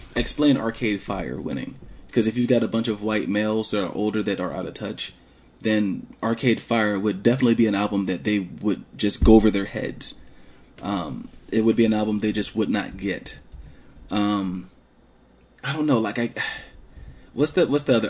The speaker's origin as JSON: {"language": "English", "town": "Columbus", "region": "Georgia", "country": "United States", "tie": "born or raised there", "said": "I grew up in Columbus, and a lot of you probably don't know that, but I grew up in Columbus."}